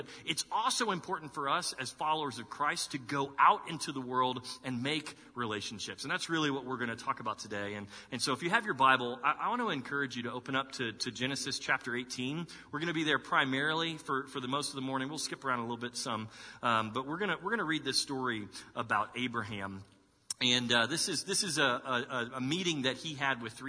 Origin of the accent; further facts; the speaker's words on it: Dallas, Texas, United States; moved away as an adult; now in Columbus, United States; I'm from Texas, and that's where I was born and raised. But, you know, being from Texas, like growing up in Dallas in the 80s and 90s